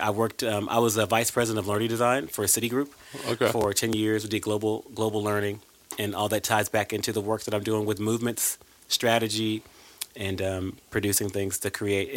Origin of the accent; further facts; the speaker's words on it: Arlington, Texas, United States; I was raised in Arlington, Texas